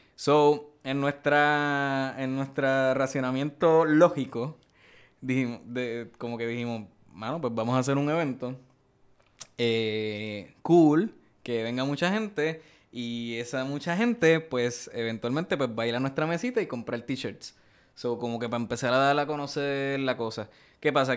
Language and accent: Spanish; Bayamón, Puerto Rico; yo, soy de, de Bayamón